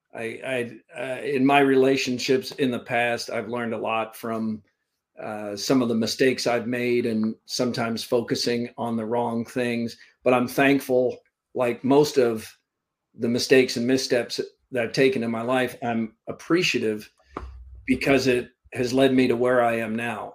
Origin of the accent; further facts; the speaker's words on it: Vermont, United States; also born or lived in Central Florida, United States / Valdosta, Georgia, United States; now in Iowa, United States; I, grew up in Vermont. I was born in Vermont, and uh, early part of my life was there. And then we moved uh, to Florida.